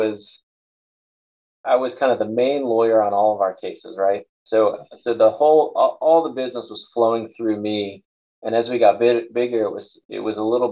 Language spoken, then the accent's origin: English; Tampa, Florida, United States; I grew up here in Tampa